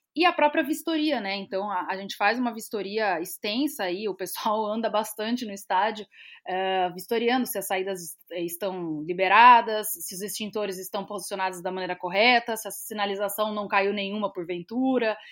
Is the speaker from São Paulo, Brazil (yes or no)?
yes; São Paulo, Brazil; moved away as an adult; now in Rio Grande do Sul, Brazil; eu vivendo aqui no, no, Rio Grande do Sul, eu sou de São Paulo